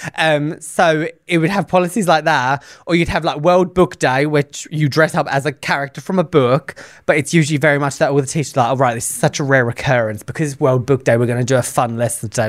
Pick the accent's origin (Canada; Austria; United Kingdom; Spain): United Kingdom; I am the Brit on this show